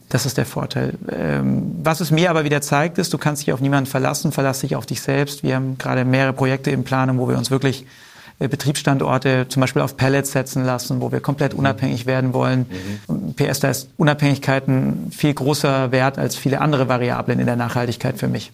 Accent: Swabia, Germany; im Schwaben, wo ich herkomme

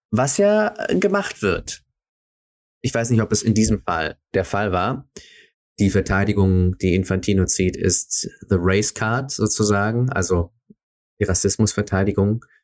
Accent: Switzerland; Uh, Schweiz, also wie gesagt, ich bin Schweizer, also darf ich ein paar Sachen über die Schweiz sagen.

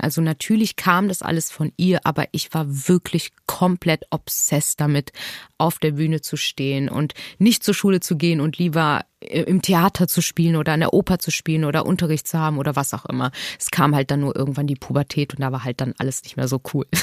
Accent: Hamburg, Germany; born or raised there

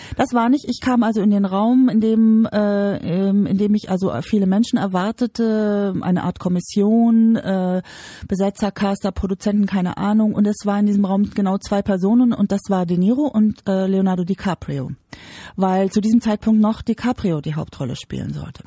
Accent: Bavaria, Germany; Ich komme aus Bayern, ich bin in Bayern geboren.

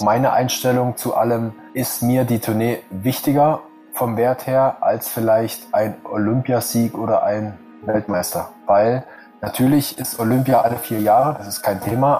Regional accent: Germany; als Deutscher

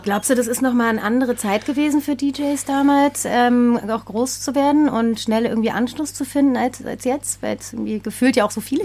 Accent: West, West Germany, Germany; ich bin im Westen groß geworden

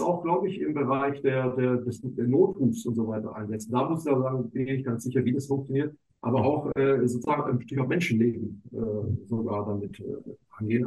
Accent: Swabia, Baden-Württemberg, Germany; moved away as an adult; now in Hamburg, Germany; ich bin eigentlich, vielleicht hört man so ein bisschen noch, ich bin eigentlich Schwabe

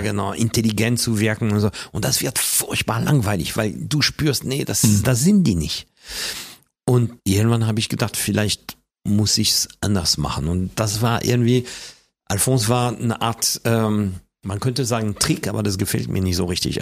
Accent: Paris, Île-de-France, France; German is a second language; moved away as an adult; also born or lived in Hamburg; now in Germany; als Kind in Frankreich hatte ich nicht nur eine normale Pariser Umgebung um mich herum

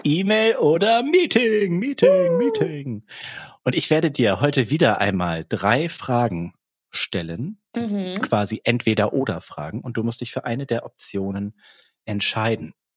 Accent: Germany; accent: German; Ich, ich habe schon einen deutschen Akzent.

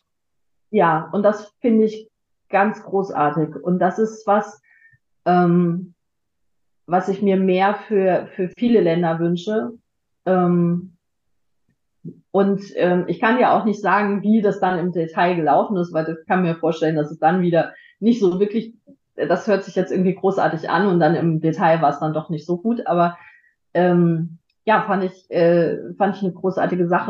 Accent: Frankfurt, Hesse, Germany; ich komme aus Frankfurt

